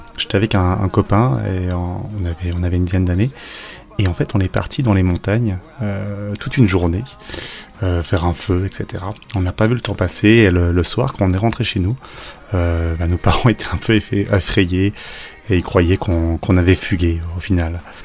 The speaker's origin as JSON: {"language": "French", "area": "Vosges", "region": "Grand Est", "country": "France", "tie": "born or raised there", "said": "moi j'ai grandi dans les Vosges"}